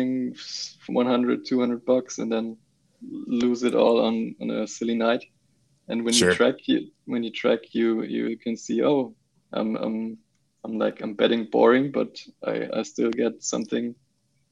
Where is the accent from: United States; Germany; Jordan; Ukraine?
Germany